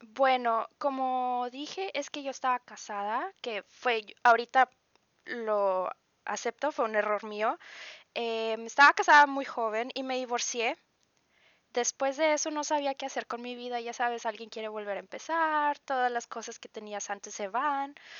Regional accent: Ciudad Acuña, Coahuila, Mexico; moved away as an adult; now in Ingelheim, Germany; Yo vengo de una ciudad que se llama Acuña, en Coahuila, que es en México.

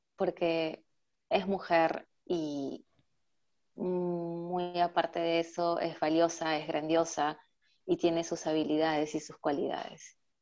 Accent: Lima, Peru; moved away as an adult; now in Germany; Yo vengo de Lima, que es la capital

